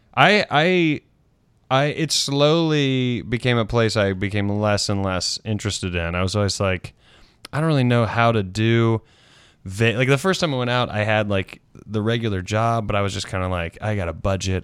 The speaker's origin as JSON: {"language": "English", "region": "South Carolina", "country": "United States", "tie": "born or raised there", "also_born_or_lived": "Washington, D.C.", "moved": "as an adult", "said": "my South Carolina, my home state"}